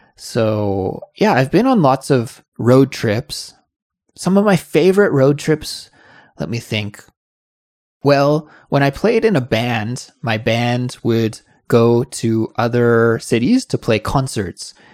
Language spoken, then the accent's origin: English; Kelowna, British Columbia, Canada; So we were driving from Kelowna, my hometown, to Seattle